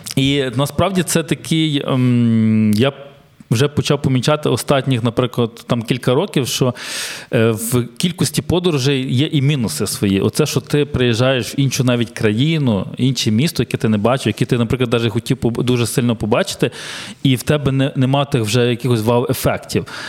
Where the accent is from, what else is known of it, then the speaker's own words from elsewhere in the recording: Ukraine; ми, українці